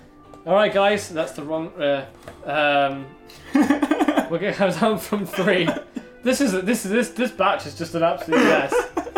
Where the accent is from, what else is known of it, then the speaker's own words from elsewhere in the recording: Plymouth, South West England, United Kingdom; I'm from Plymouth, never got. Wind of the southwestern accent